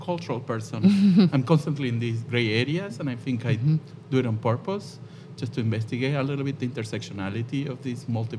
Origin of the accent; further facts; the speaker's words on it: Argentina; moved away as an adult; now in New York, United States; I'm originally from Argentina, but moving from, you know, changing careers through identities. I'm an immigrant, I'm Argentinian, I'm Latino, I'm queer.